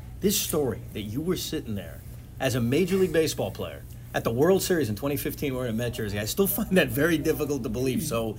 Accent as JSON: {"language": "English", "area": "Long Island", "region": "New York", "country": "United States", "tie": "born or raised there", "said": "I grew up on Long Island, and okay. You think, like, Long Island is Met country, but I grew up in, you know, going to high school in 98, 99, 2000. It was all freaking Yankee fans."}